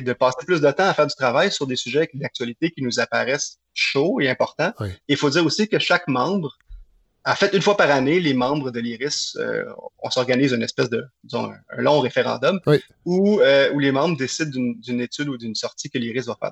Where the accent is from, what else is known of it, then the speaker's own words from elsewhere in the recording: Montreal, Quebec, Canada; je viens de Villemard